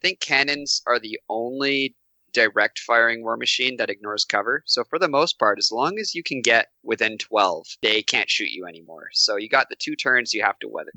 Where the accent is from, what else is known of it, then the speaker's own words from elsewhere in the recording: Canada; I'm from Canada